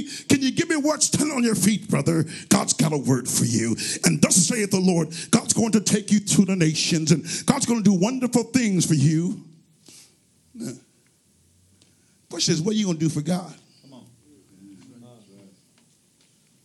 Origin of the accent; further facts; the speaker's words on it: New York City, New York, United States; born there; I was born in New York City on a Monday.